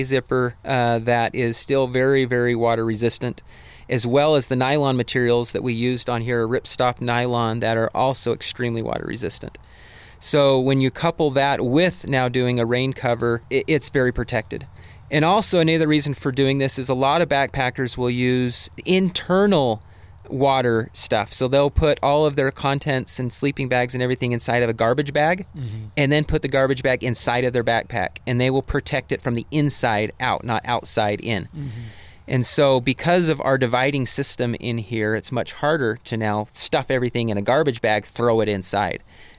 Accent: Portland, Oregon, United States; But growing up in Portland where it rains the entire time, I just want extra safety.

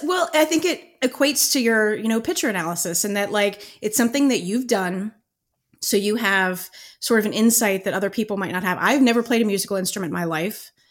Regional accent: Cincinnati, Ohio, United States; born or raised there

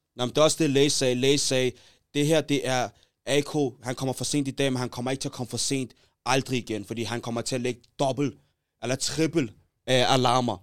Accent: Taastrup, Capital Region of Denmark, Denmark; mig og J G, vi er fra Taastrup

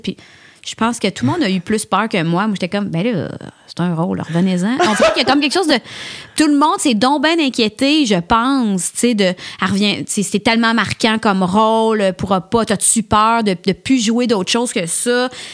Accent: L'Assomption, Quebec, Canada; also born or lived in Montreal; je viens de l'Assomption, c'était à 30-35 minutes

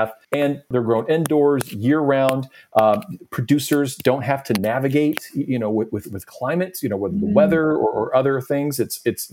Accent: Nashville, Tennessee, United States; I'm originally from Nashville

